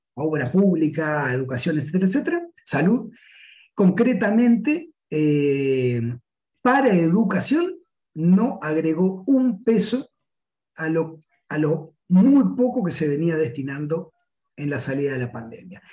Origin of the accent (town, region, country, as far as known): Uruguay